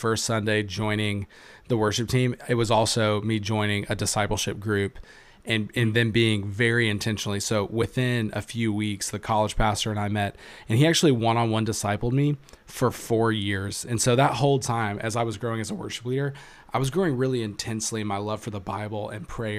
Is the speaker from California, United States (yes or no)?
no; Conway, Arkansas, United States; moved away as an adult; now in Iowa, United States; Second Baptist Church in Conway, Arkansas, my hometown